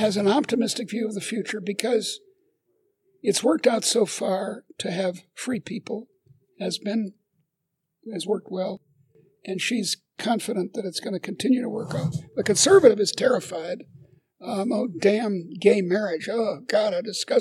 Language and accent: English; Northeast, United States; now in Midwest, United States; my adopted part of the country, which is the Midwest. I come from the Northeast, but I've always worked in the Midwest.